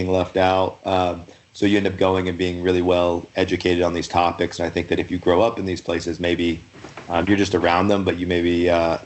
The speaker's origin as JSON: {"language": "English", "town": "Louisville", "region": "Kentucky", "country": "United States", "tie": "born or raised there", "also_born_or_lived": "Montana / Salt Lake City, Utah", "moved": "yes", "lives_now": "Utah, United States", "said": "I'm originally from Louisville, Kentucky"}